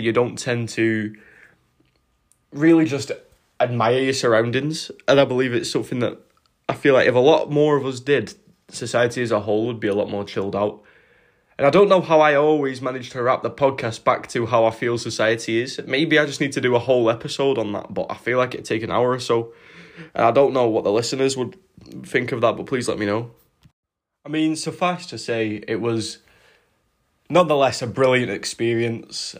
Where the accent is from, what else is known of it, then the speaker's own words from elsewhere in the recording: United Kingdom; as British people